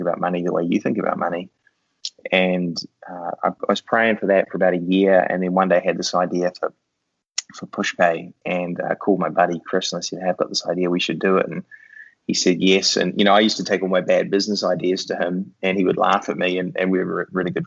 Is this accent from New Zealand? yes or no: yes; New Zealand; I grew up in New Zealand, which is where that super strange accent comes from.